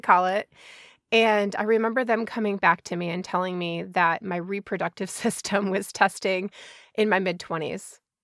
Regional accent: Chicago, Illinois, United States; also born or lived in Georgia; now in Washington, United States; I grew up in Chicago suburbs

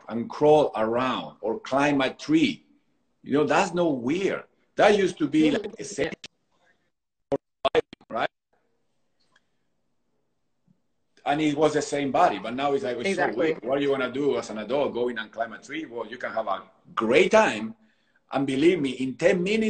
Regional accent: Argentina; now in Southern California, United States; growing up in Argentina

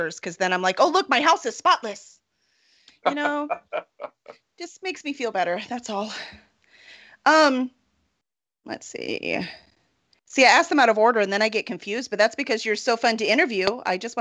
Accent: Houston, Texas, United States; I'm from Houston

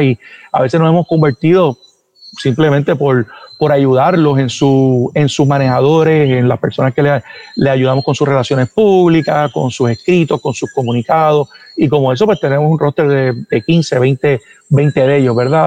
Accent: Puerto Rico; yo soy puertorriqueño y mis hijos son puertorriqueños, pero mis raíces son cubanas

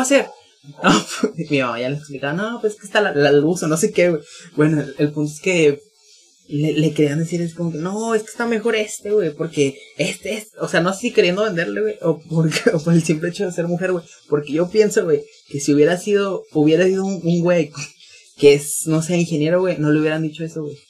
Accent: northern Mexico, Mexico; accent: norteño; mi acento norteño

